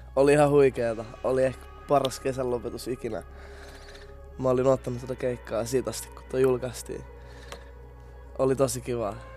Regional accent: Tampere, Pirkanmaa, Finland; mä oon ite Tampereelta

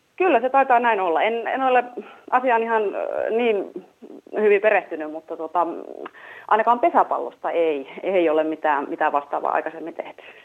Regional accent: Vimpeli, South Ostrobothnia, Finland; minä olen Vimpelistä

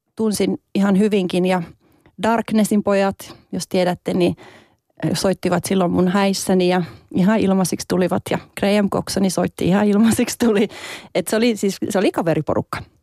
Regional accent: Savonlinna, South Savo, Finland; also born or lived in Vaasa; mä olin synnyin Vaasassa ja asuin siellä ensimmäistä viisi vuotta, jonka jälkeen muutettiin isän työn perässä Savonlinnaan

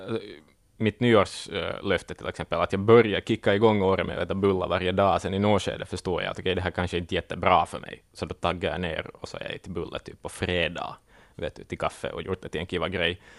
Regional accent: Ostrobothnia, Finland; jag är född och uppvuxen i Österbotten, man gillar bulla.

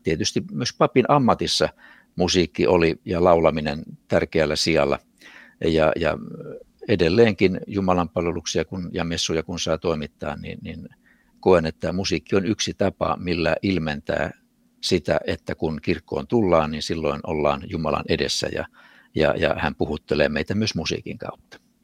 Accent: Vaasa, Ostrobothnia, Finland; also born or lived in Kurikka; se oli minun ensimmäinen kotini kotikaupungissani Vaasassa

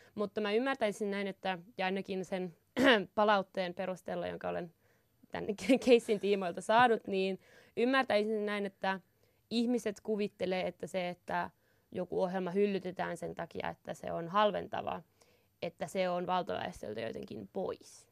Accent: Inari, Lapland, Finland; mä oon Inarista

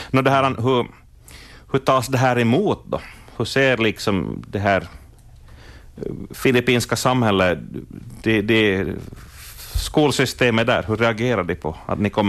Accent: Gällivare, Norrbotten County, Sweden; moved away as an adult; now in Leyte, Philippines; Jag är född i Gällivare, ja.

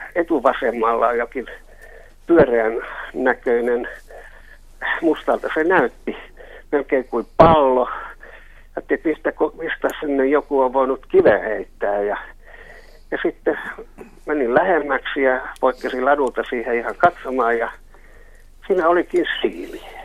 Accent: Helsinki, Uusimaa, Finland; also born or lived in Karjalohja; olen helsinkiläinen

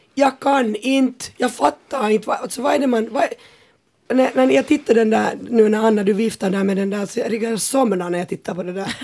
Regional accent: Porvoo, Uusimaa, Finland; vi är ju båda från Borgå nu med …

